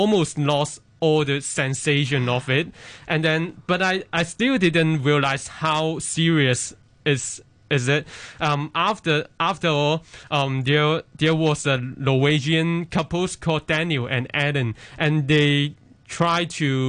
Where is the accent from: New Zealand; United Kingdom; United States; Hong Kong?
Hong Kong; I was born in Hong Kong and, yeah, made in Hong Kong